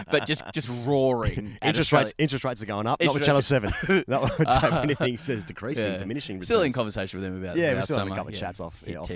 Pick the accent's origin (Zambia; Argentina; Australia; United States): Australia; well, I'm still Australian.